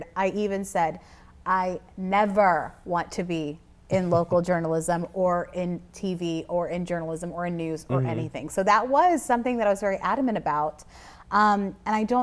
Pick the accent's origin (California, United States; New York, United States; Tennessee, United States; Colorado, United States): Tennessee, United States; Alcoa; also born or lived in Nashville, Tennessee; I'm from Knoxville, actually Alcoa, Tennessee